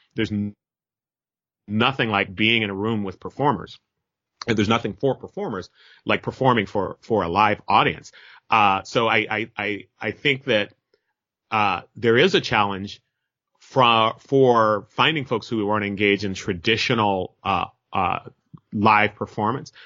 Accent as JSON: {"language": "English", "town": "Merced", "region": "California", "country": "United States", "tie": "born or raised there", "moved": "as an adult", "lives_now": "Berkeley, United States", "said": "I'm a Merced native, you know, I, I'm born and raised in, uh, Merced, California."}